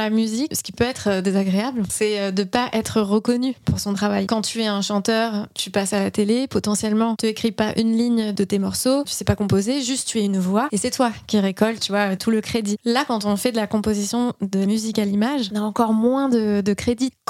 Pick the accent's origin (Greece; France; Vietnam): France; Mais alors attends, je suis française, je fais de la musique pour un jeu vidéo